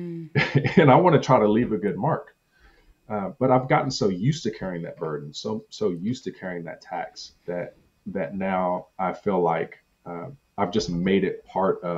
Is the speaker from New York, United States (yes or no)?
no; Compton, California, United States; I grew up bullied in Compton.